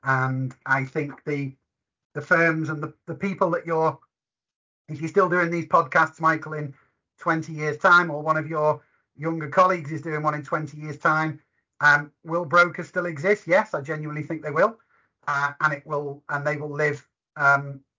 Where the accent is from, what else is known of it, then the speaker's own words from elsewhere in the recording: Liverpool, North West England, United Kingdom; accent: Scouse; I'm a Scouser by trade.